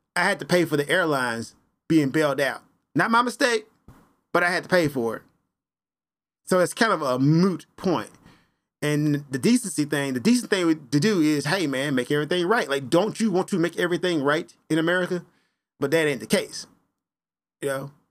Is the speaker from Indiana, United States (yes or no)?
no; Memphis, Tennessee, United States; I am from Memphis, Tennessee